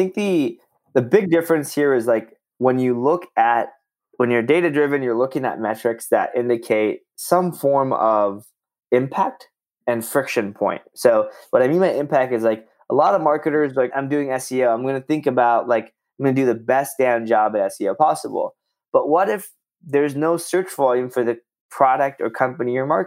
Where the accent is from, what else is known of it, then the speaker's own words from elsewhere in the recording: Southern California, United States; moved away as an adult; also born or lived in Bay Area, California; now in Austin, United States; I'm from Southern California. Well, and then lived in the Bay Area for a bit